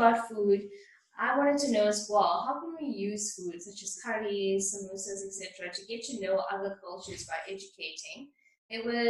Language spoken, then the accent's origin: English; Durban, KwaZulu-Natal, South Africa; I am from Mierbank